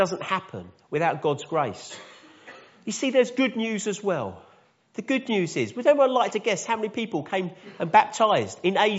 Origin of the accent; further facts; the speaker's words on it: High Wycombe, South East England, United Kingdom; I come from High Wickham